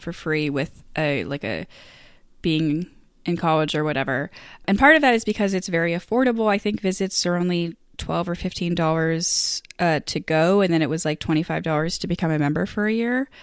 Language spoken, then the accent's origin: English; Maine, United States; moved away as an adult; also born or lived in Boston; I'm from Maine